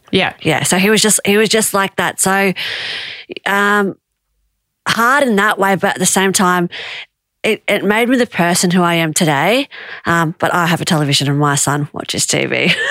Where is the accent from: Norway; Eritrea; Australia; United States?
Australia; New South Wales; also born or lived in Tahiti; I was born in Tahiti and we moved to Australia and we ended up moving down the south coast of New South Wales.